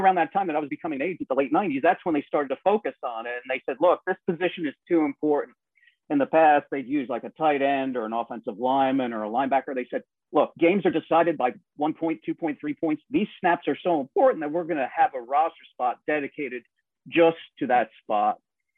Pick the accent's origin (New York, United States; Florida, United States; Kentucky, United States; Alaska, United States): New York, United States; also born or lived in Harrisburg, Pennsylvania; now in Pennsylvania, United States; I'm a New Yorker at heart